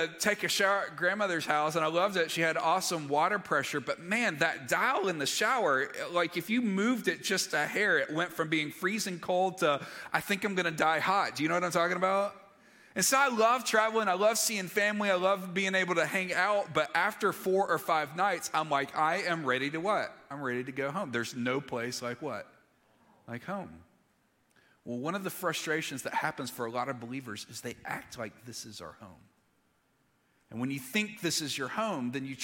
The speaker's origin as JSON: {"language": "English", "region": "Alabama", "country": "United States", "tie": "born or raised there", "also_born_or_lived": "Mississippi", "moved": "yes", "said": "I grew up in Alabama and then later Mississippi"}